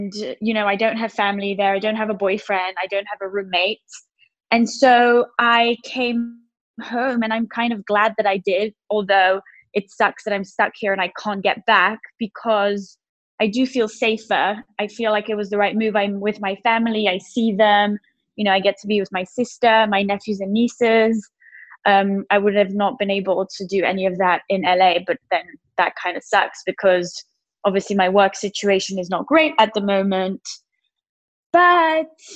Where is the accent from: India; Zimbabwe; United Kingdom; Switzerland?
Switzerland; I'm from Switzerland.